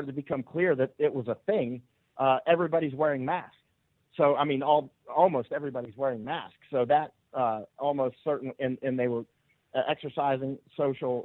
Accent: Florida, United States; I was a kid growing up in Florida

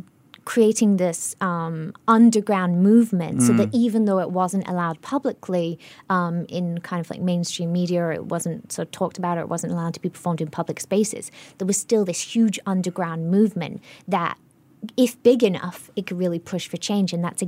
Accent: Singapore; accent: global citizen; I'm acutely aware of my global citizen accent problem, I'm from a really traditional Singaporean family, Indian Singaporean family

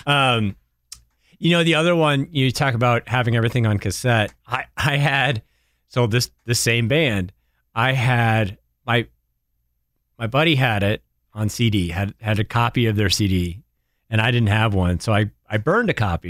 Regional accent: Durham, New Hampshire, United States; moved away; where I grew up in New Hampshire is right by the University of New Hampshire

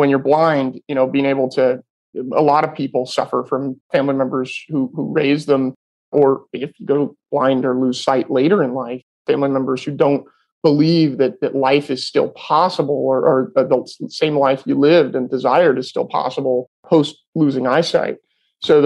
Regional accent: Sonoma County, Northern California, United States; So I'm born and raised in Northern California in the wine industry, or in wine country, I should say. I was not born into the wine industry, in Sonoma County

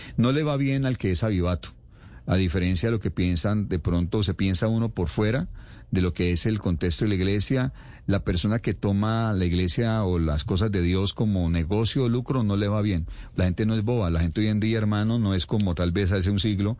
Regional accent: Cali, Valle del Cauca, Colombia; Yo soy caleño

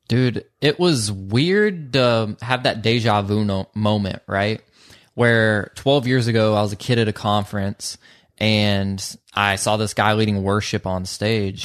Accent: Social Circle, Georgia, United States; I'm from Social Circle, Georgia, and a lot of people that are raised there don't dream big

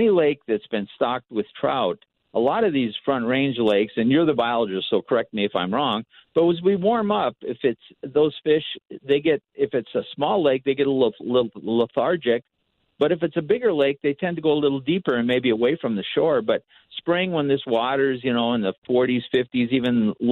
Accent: Minnesota, United States; now in Colorado, United States; when I grew up in Minnesota

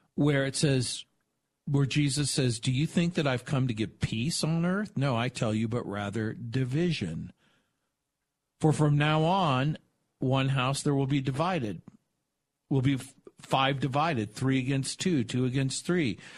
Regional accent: Southern California, United States; also born or lived in New Orleans, Louisiana, United States / San Francisco, California, United States; I was born in New Orleans, raised in Southern California, went to the University of San Francisco

